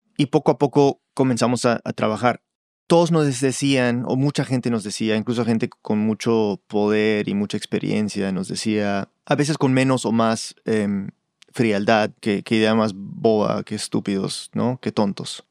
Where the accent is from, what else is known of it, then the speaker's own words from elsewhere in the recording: Peru; yo soy muy peruano